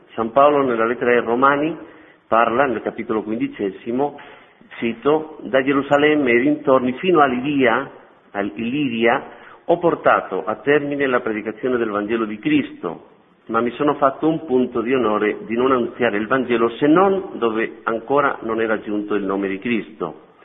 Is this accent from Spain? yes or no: yes; Madrid, Community of Madrid, Spain; Italian is a second language; moved away as an adult; also born or lived in Albania; now in Rome, Italy; sono spagnolo, nato a Madrid